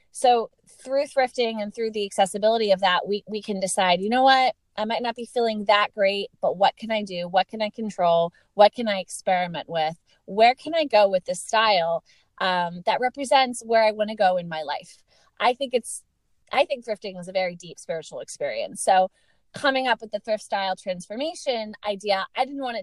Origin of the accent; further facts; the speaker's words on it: Lancaster, Pennsylvania, United States; moved away; It's Lancaster, Pennsylvania